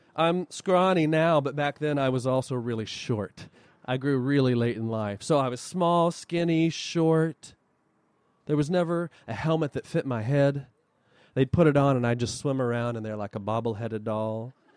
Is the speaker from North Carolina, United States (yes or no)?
no; Huntington, West Virginia, United States; also born or lived in Wayne County, West Virginia; my hometown of Huntington, West Virginia